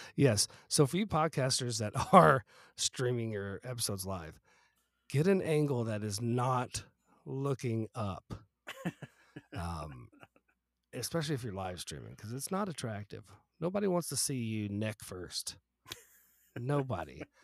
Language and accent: English; the South, United States; moved away; I grew up in the South